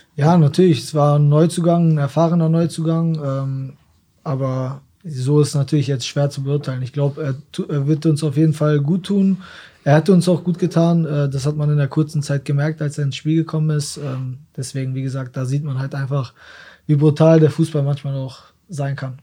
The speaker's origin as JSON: {"language": "German", "town": "Osnabrück", "region": "Lower Saxony", "country": "Germany", "said": "Ich komme aus Osnabrück, ich bin Osnabrücker, meine Familie ist hier, meine Freunde sind hier, ich war immer hier"}